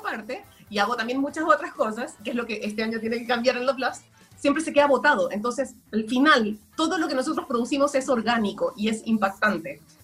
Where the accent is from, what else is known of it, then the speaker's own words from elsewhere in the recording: Chile; moved away; also born or lived in Guayaquil, Ecuador; yo viví en Guayaquil, yo nací en Chile, pero viví en, en Ecuador